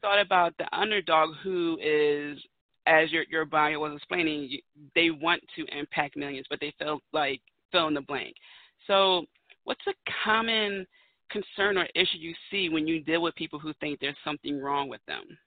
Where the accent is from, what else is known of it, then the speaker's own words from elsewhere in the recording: Philadelphia, Pennsylvania, United States; I'm from Philadelphia, Pennsylvania, home of the Eagles